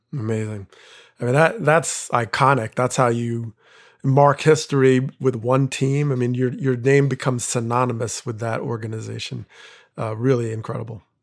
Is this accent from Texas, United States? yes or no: no; New Jersey, United States; growing up in Jersey